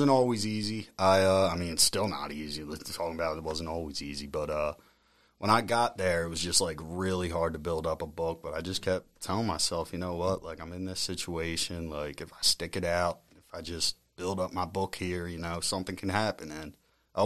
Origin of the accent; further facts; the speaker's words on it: Ridley, Pennsylvania, United States; I'm born and raised in Ridley